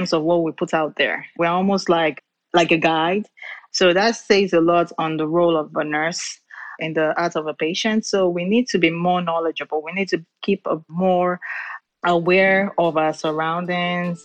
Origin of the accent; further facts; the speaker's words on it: Lagos, Nigeria; moved away as an adult; now in Houston, United States; I'm from Nigeria. I've been in the U.S. I came into the country 2010, so this will be my 11th year. Where I came from is a big community, which is Lagos